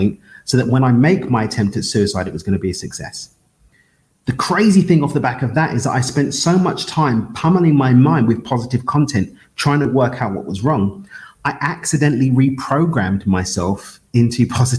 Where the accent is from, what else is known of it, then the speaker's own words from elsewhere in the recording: London, United Kingdom; I'm born and raised in East London in the UK.